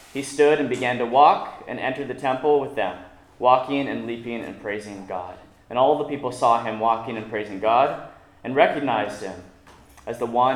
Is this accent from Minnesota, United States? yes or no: no; Tulsa, Oklahoma, United States; now in California, United States; we're both Okies as well. I come from Tulsa, Oklahoma